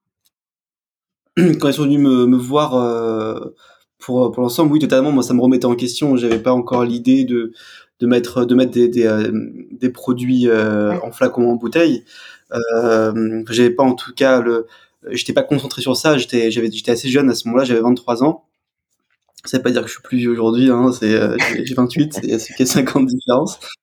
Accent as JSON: {"language": "French", "area": "Alsace", "region": "Grand Est", "country": "France", "said": "je suis alsacien, je viens"}